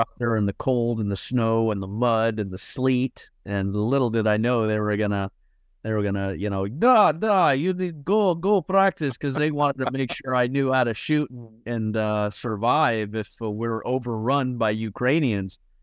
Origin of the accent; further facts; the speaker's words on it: United States; I'm an American citizen